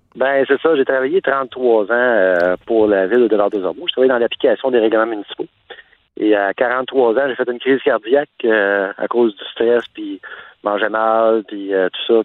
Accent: Montreal, Quebec, Canada; now in Quebec City, Canada; je viens de Montréal. Puis, le fait que je suis mobile, ben, la vie a fait que je, maintenant, je me retrouve à Québec

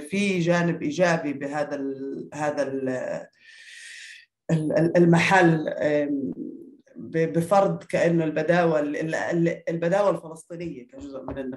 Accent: Naqab, Southern District, Israel; moved away as an adult; also born or lived in United Kingdom; من النقب ما يعني آه فلسطينية بالأساس كنت أعرف عن حالي مش آه مش كبدوية مع إني أنا طبعا بدوية وبفتخر

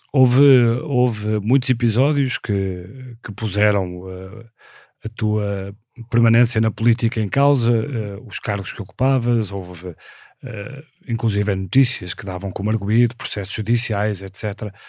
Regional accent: Porto, Norte, Portugal; nasci no Porto em 1976

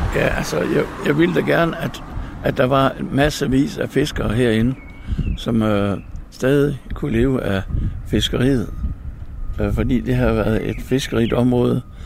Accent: Mors, North Denmark Region, Denmark; Jeg voksede op over på Mors

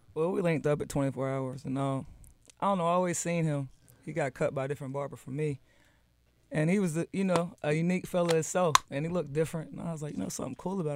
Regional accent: Columbia, South Carolina, United States; also born or lived in Charlotte, North Carolina; now in Atlanta, United States; I'm from Columbia, South Carolina

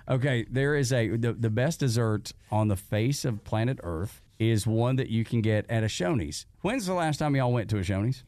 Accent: Dalton, Georgia, United States; me growing up in Dalton, Georgia

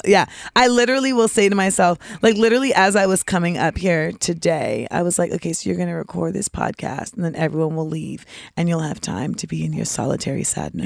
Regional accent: Orlando, Florida, United States; I'm from Orlando

